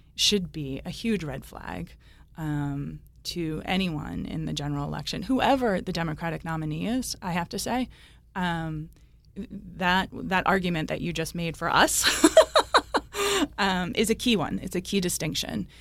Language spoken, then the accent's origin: English; Cranston, Rhode Island, United States; also born or lived in Warwick, Rhode Island; I grew up in Cranston. I live in Warwick.